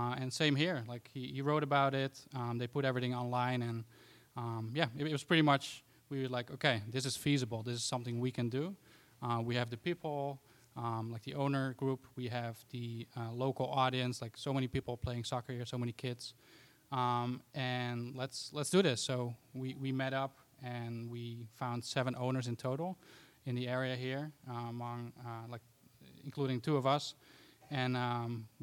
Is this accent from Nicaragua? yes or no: no; Amsterdam, North Holland, Netherlands; moved away as an adult; now in New Jersey, United States; I'm personally originally from Amsterdam, the Netherlands, and moved here to the States like 10